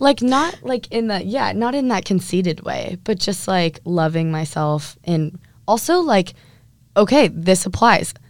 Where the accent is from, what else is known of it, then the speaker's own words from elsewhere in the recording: Huntington Beach, California, United States; I'm from Huntington Beach, California